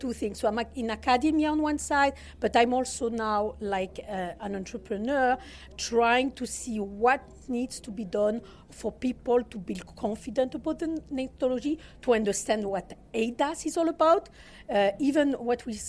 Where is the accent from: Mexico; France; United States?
France; southern France; accent: Southern France; English is a second language; Hopefully you'll manage my accent. This is Southern France